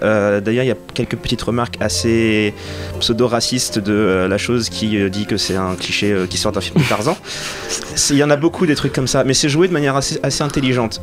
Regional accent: Senegal; quand j'étais ado, j'habitais au Sénégal

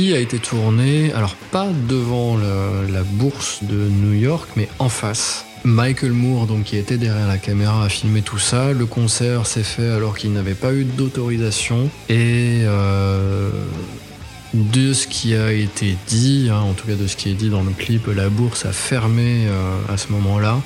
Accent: France; on est français

